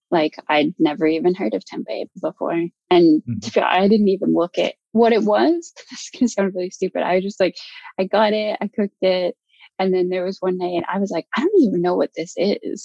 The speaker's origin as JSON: {"language": "English", "region": "Alberta", "country": "Canada", "tie": "born or raised there", "also_born_or_lived": "London, United Kingdom", "moved": "as an adult", "lives_now": "New Zealand", "said": "growing up in Alberta"}